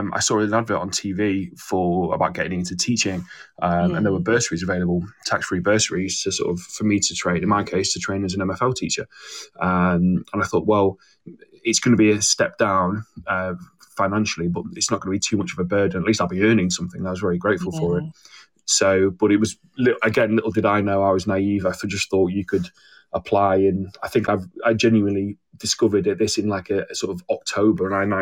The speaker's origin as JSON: {"language": "English", "town": "Manchester", "region": "North West England", "country": "United Kingdom", "also_born_or_lived": "Warwick", "moved": "as an adult", "said": "I'm from Manchester"}